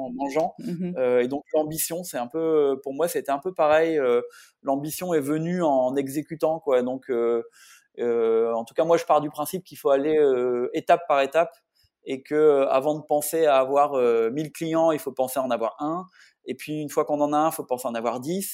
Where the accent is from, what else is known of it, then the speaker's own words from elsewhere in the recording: the North, north of France, France; now in south-west France; je suis un nordiste d'origine qui vit depuis 15 ans dans le sud-ouest maintenant